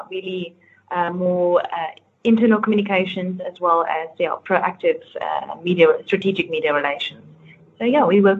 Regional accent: Johannesburg, Gauteng, South Africa; also born or lived in Stellenbosch; I am South African, born in Johannesburg

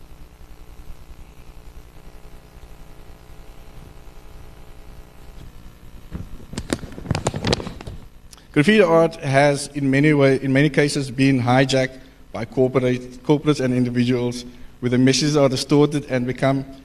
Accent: Cape Town, Western Cape, South Africa; I was born and raised on the Cape Flats

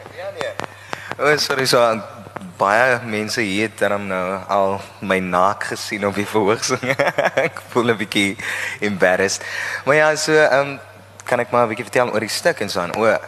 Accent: Oudtshoorn, Western Cape, South Africa; Ek is van die Karoo, ek is van Oudtshoorn en ek het op Oudtshoorn groot geword

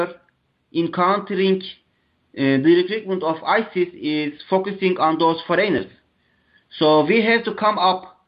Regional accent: Turkey; I'm from Turkey

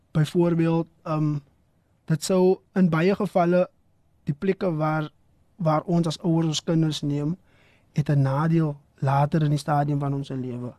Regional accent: Valhalla Park, Western Cape, South Africa; soos ek groot geword het in Vaalpark

